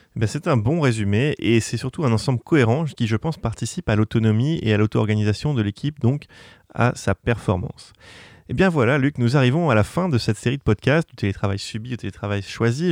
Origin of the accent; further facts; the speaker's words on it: Normandy, France; je suis normand d'origine